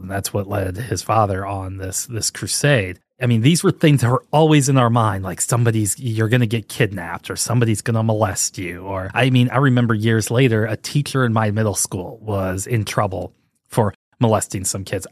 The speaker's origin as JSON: {"language": "English", "town": "St. Louis", "region": "Missouri", "country": "United States", "tie": "born or raised there", "said": "I grew up in Saint Louis, Missouri"}